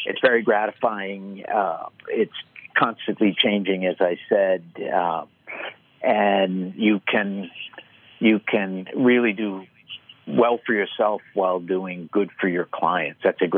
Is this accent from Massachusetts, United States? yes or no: yes; Boston, Massachusetts, United States; I grew up in Boston, and he would stand at the front door and greet everybody who made it in on a snow day to the bank and thank them for coming.